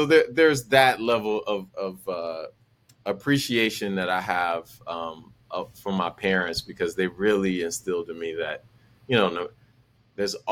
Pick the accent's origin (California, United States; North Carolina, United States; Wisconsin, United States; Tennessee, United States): Wisconsin, United States; Milwaukee; growing up in Milwaukee